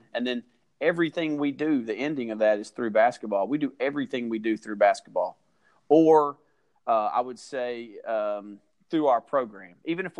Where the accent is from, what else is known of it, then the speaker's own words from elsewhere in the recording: Rome, Georgia, United States; also born or lived in Kentucky; And I grew up in a mill village. There's actually two or three mill villages in our school district